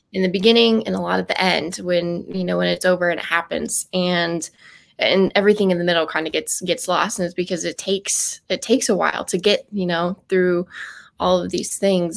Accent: Cheyenne, Wyoming, United States; growing up in Wyoming next to one of the world's largest Air Force bases, um, F E Warren

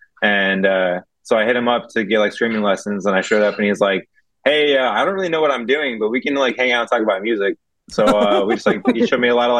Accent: Reno, Nevada, United States; And I grew up in Reno, Nevada.

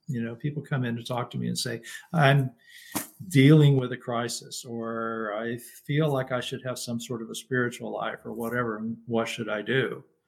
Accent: Lubbock, Texas, United States; now in Florida, United States; where I grew up in Lubbock, Texas

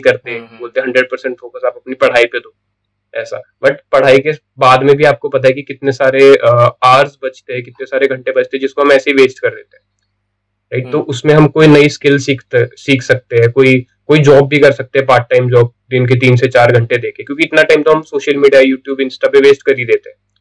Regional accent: Pune, Maharashtra, India; also born or lived in Mumbai; मैं बॉर्न हुआ था मुंबई में टिल 2011 में मुंबई में रहा था but because of fathers transfer हम पुणे में शिफ्ट हो गए एंड तब से मेरी स्कूलिंग मैं फिफ्थ स्टैंडर्ड में आया था पुणे

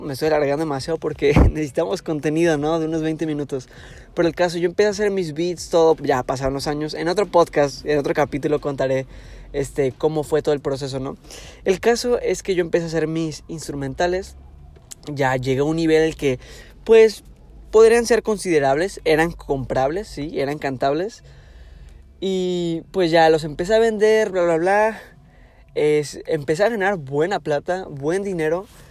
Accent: Tijuana, Baja California, Mexico; Yo soy aquí de Tijuana, ciudad de Tijuana de Baja California, México

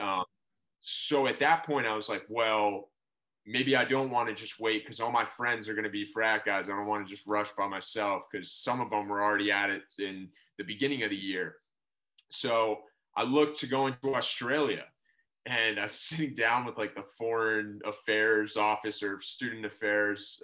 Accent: Narragansett, Rhode Island, United States; moved away; also born or lived in Boston, Massachusetts / Providence, Rhode Island / Honolulu, Hawaii; I was born in Boston, but uh, pretty much grew up in Rhode Island uh, my whole life.

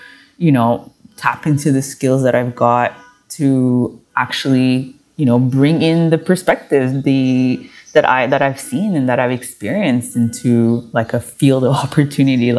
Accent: Montreal, Quebec, Canada; I was born and raised in Montreal, Canada

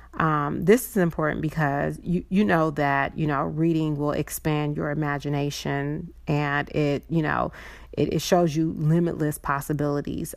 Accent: California, United States; also born or lived in Chicago; we came from Chicago all the way to California

